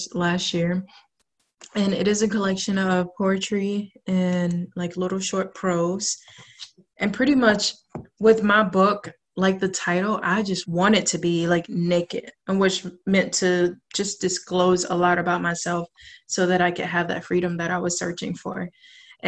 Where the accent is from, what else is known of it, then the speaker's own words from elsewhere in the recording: South Georgia, United States; moved away as an adult; now in Portland, United States; I'm originally from South Georgia. I've been in Portland now for almost 3 years